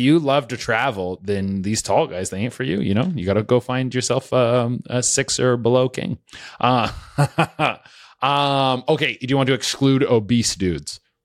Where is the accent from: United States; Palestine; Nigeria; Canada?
Canada; I'm Canadian too